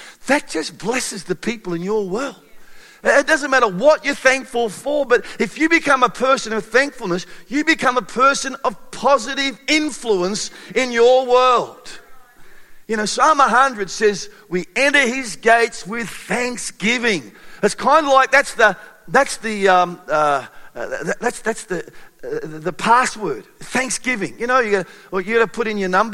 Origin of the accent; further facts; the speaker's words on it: Australia; being Australian